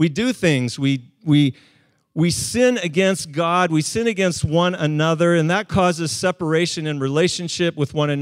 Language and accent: English; Calgary, Alberta, Canada; now in West Coast, Canada; For part of my youth, I grew up in Calgary